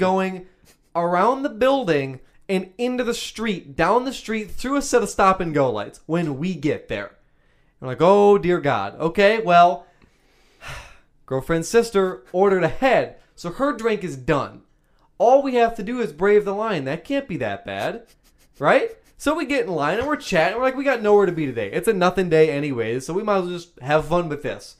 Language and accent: English; Wisconsin, United States; we're from Wisconsin